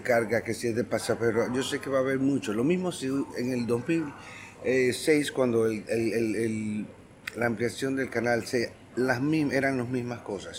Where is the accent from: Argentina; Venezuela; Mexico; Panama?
Panama; como panameños